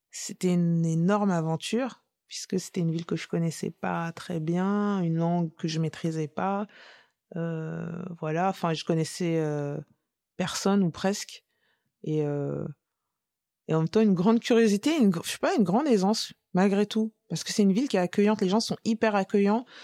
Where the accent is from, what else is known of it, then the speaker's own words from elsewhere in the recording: France; Je suis française, point.